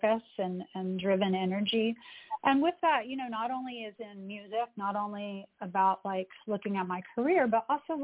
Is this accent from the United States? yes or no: yes; the South, United States; now in New York City, United States; I grew up in the South, so I had that influence, that Southern influence.